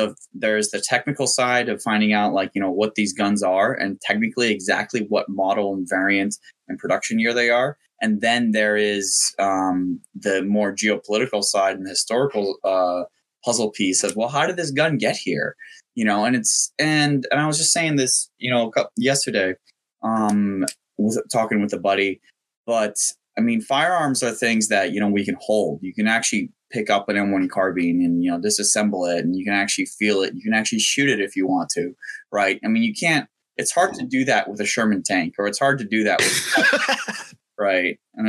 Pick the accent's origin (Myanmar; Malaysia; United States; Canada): Myanmar; It wasn't the sort of most exotic thing in the world. I mean, it's a military dictatorship, and I went to an international school